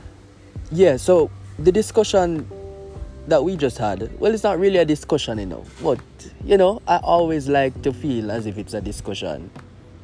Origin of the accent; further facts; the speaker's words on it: Jamaica; As a Jamaican